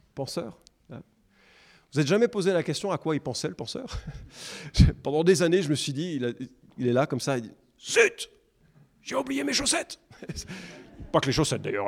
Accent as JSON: {"language": "French", "country": "France", "said": "nous, en France, on est français"}